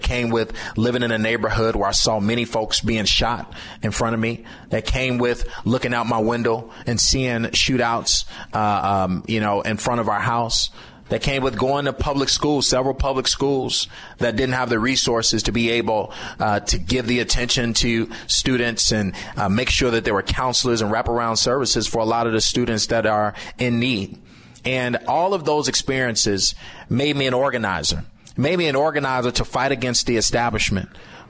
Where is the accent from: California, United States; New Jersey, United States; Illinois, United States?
Illinois, United States; Chicago; I'm from the South Side. My mother, a single mother who been at the post office 35 years. My grandmother was at the post office for 41. So I come from a working class family.